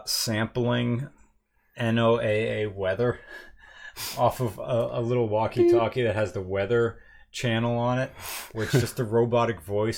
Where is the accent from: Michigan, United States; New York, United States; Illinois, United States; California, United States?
Michigan, United States; Detroit; Oh, shit. I'm from Metro Detroit.